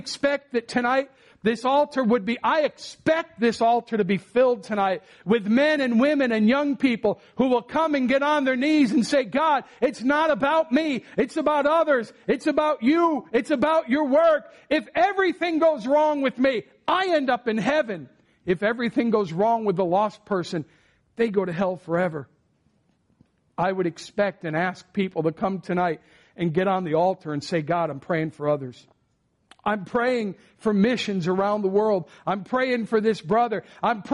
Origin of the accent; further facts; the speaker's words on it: Connecticut, United States; moved away as an adult; also born or lived in Virginia / Rhode Island; now in Orlando, United States; I'm from Connecticut. I went to college in Virginia.